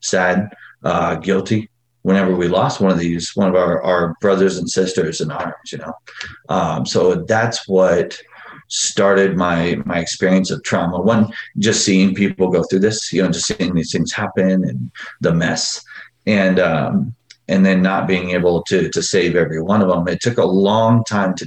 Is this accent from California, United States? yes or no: no; Phoenix, Arizona, United States; I grew up in Phoenix, Arizona, poor.